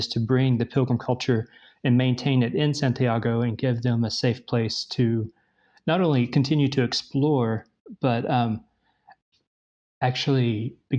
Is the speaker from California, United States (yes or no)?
no; East Tennessee, United States; I was born and raised in East Tennessee